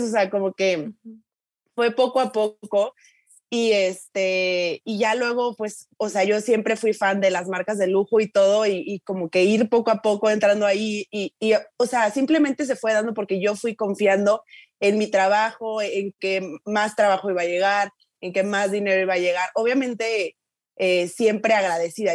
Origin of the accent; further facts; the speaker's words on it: Tuxtla Gutiérrez, Chiapas, Mexico; moved away; yo soy de Tucla, yo soy, o sea, de una familia lo más promedio del mundo